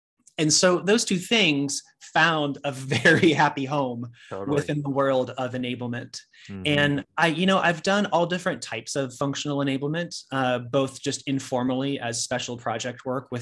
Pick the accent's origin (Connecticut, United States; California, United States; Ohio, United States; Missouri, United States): California, United States; Sacramento; moved away as an adult; now in New York, United States; I moved to New York from Sacramento, California, where I'm originally from